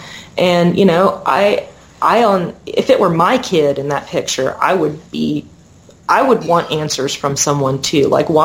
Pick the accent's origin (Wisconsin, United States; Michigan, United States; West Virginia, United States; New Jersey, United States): West Virginia, United States; Huntington; I'm from Huntington. I'm totally a city girl. And, you know, I was fortunate enough to grow up in a you know, middle-class working family.